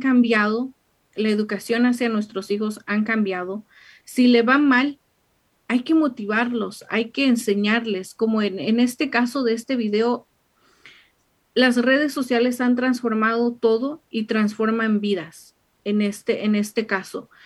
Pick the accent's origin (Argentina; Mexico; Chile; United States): Mexico; moved away; mexicana, allá en su casa, en, en mi pueblo